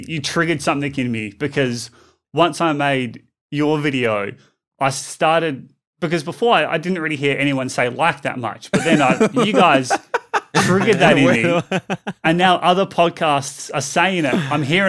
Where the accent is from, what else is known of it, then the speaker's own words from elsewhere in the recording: Australia; accent: Australian; used to live in Melbourne for a few months. Okay. And people in Melbourne thought I was British because my Aussie accent is so soft.